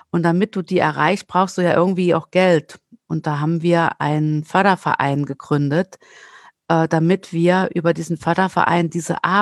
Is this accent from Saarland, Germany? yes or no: yes; Saarland, Germany; ich bin ja Saarländerin und wer Saarländer kennt, weiß, dass die gerne campen, zelten und nach Südfrankreich fahren.